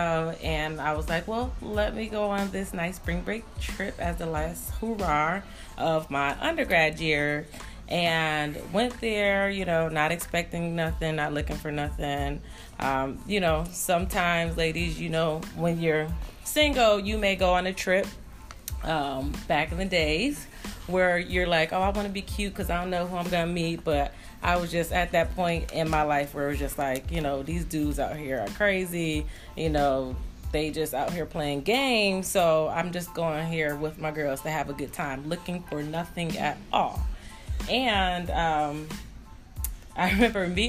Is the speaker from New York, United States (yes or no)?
yes; Syracuse, New York, United States; moved away as an adult; also born or lived in Northern Virginia; I'm from Syracuse